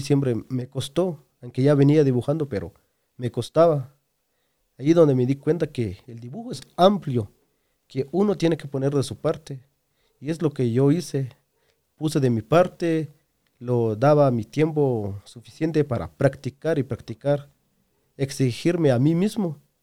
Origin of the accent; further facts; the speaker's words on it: Guatemala; yo salí de Chiva para estar en otros departamentos